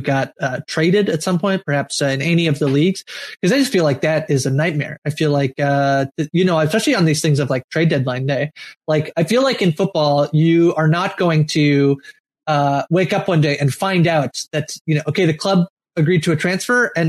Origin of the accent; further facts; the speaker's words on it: Canada; as a Canadian